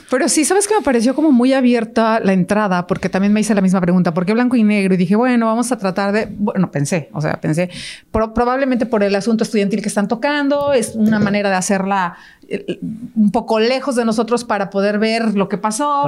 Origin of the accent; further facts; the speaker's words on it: Mexico; nosotros como mexicanos